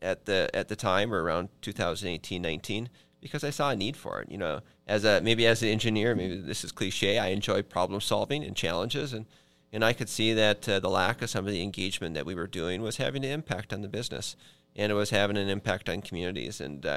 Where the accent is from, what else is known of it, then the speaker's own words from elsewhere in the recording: Minnesota, United States; also born or lived in Michigan; You know, I was born in Michigan, in the Upper Peninsula of Michigan. Mostly grew up in Minnesota.